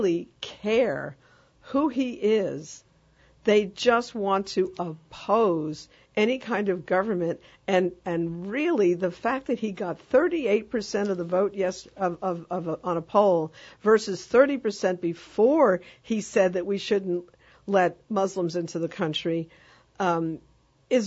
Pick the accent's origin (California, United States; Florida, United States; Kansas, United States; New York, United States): New York, United States; moved away; I grew up in New York.